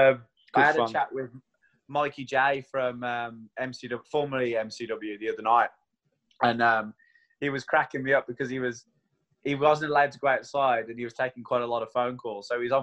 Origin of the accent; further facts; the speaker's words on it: Queenstown, Otago, New Zealand; I'm from Queenstown. So, if you're going to choose anywhere in the world to have a lockdown, Queenstown's probably the place you'd do it.